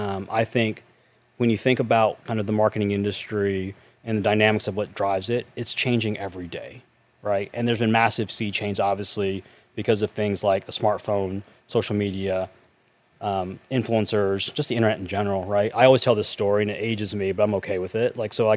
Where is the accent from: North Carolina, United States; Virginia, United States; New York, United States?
North Carolina, United States; I grew up in North Carolina in a small town.